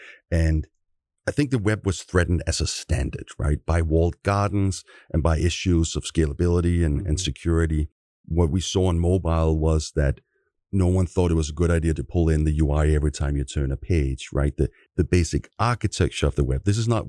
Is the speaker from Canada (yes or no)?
no; Copenhagen, Capital Region of Denmark, Denmark; now in San Francisco, United States; I should say we're both from Copenhagen, Denmark, as way of intro here. I do live in San Francisco, both of us do.